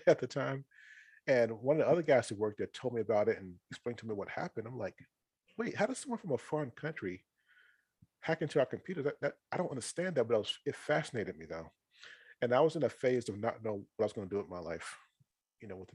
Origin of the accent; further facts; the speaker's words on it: North Carolina, United States; I'm from North Carolina originally. That's where I was born and raised